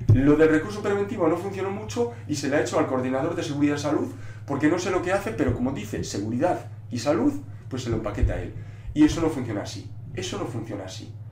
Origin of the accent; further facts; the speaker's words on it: Galicia, Spain; first language Galician; Spanish is a second language; yo lo escribo en gallego, porque yo soy gallego falante, galego falante, y, yo normalmente hablo en gallego